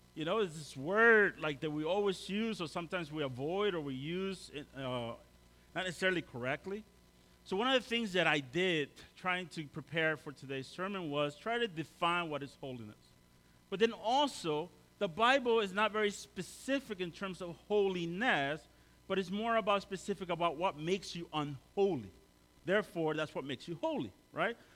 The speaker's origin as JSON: {"language": "English", "country": "El Salvador", "moved": "yes", "lives_now": "Maryland, United States", "said": "I'm from El Salvador"}